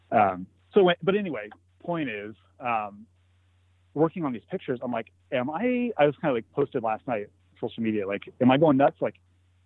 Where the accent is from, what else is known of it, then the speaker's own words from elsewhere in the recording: Joshua Tree, California, United States; I grew up in Joshua Tree.